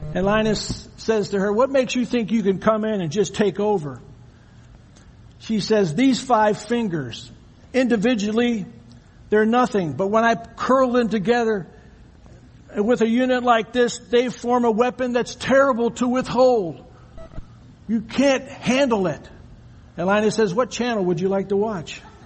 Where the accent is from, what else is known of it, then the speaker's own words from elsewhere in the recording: Michigan, United States; moved away as an adult; also born or lived in Ohio; I'm from Michigan